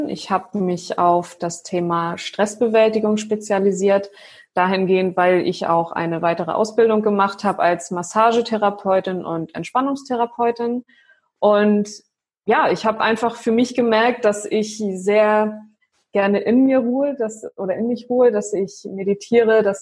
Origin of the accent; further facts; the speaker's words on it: Flensburg, Schleswig-Holstein, Germany; ich bin jetzt 93er Jahrgang, aber mhm. hier oben im Norden, ich komme ja aus Flensburg ursprünglich und hier ist … schon öfter vertreten auf jeden Fall.